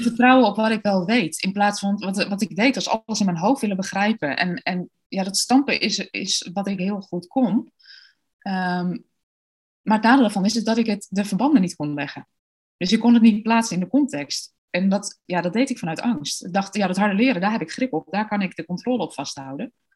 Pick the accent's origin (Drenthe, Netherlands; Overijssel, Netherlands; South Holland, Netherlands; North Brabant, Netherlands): Overijssel, Netherlands; Deventer; also born or lived in Australia; Ik ben geboren en getogen in Deventer